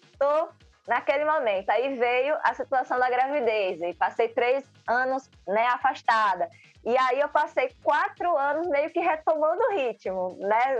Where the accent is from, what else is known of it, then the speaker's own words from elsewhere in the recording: Aracaju, Sergipe, Brazil; Eu sou de Aracaju, Sergipe